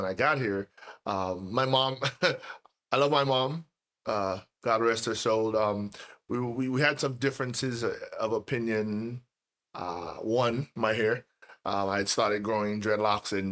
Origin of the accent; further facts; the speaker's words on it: Trinidad & Tobago; moved away as an adult; now in United States; I was born and raised in Trinidad and Tobago.